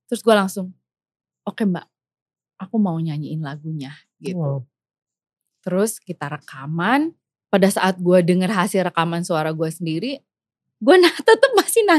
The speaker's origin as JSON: {"language": "Indonesian", "town": "Bandung", "region": "West Java", "country": "Indonesia", "tie": "born there", "said": "Gue lahir di sini"}